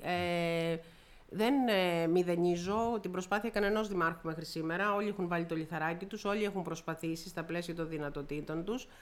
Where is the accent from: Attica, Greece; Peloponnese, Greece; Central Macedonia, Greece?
Peloponnese, Greece; also born or lived in Messinia / Corfu; είμαι Πελοποννήσια, γιατί yeah. η μισή είμαι Μεσίνια. Είναι ο παπά μου είναι Μεσίνιο, εκτό από το ότι κατοικώ